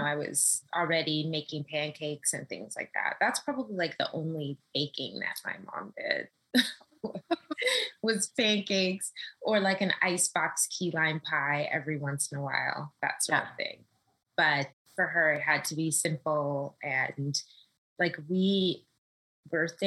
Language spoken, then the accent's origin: English; Los Angeles, California, United States; moved away as an adult; now in New York City, United States; I'm from Los Angeles, born and raised